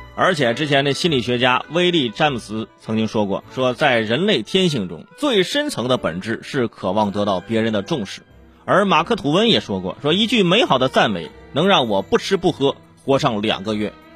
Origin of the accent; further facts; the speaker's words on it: China; 我们中国人